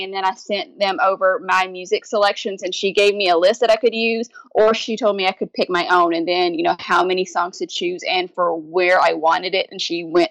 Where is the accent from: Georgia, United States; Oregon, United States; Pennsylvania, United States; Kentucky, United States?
Kentucky, United States; now in Louisiana, United States; my hometown in Kentucky